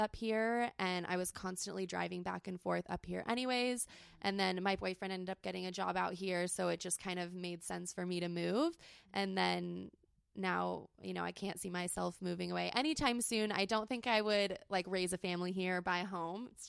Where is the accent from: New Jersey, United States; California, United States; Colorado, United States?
California, United States; San Diego; I grew up in San Diego, born and raised